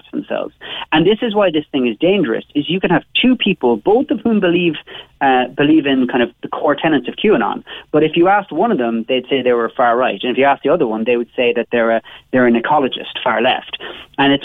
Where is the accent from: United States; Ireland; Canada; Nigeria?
Ireland; Cobh, Munster; I'm from Bishopstown, when of course I'm from Cove